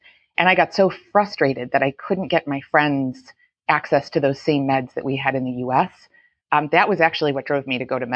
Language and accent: English; Buffalo, New York, United States; growing up in Buffalo, New York